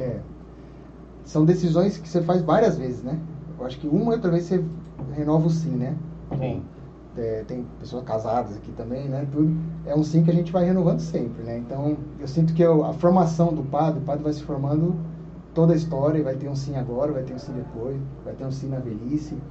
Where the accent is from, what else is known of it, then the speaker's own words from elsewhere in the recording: Londrina, Paraná, Brazil; moved away as an adult; now in Olinda, Brazil; eu sou lá de Londrina, né? Do interior do Paraná, é no norte do Paraná.